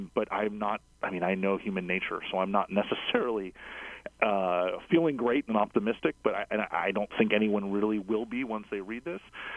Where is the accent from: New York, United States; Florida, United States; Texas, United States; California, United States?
Florida, United States; South; now in Washington, DC, United States; I'm from South Florida originally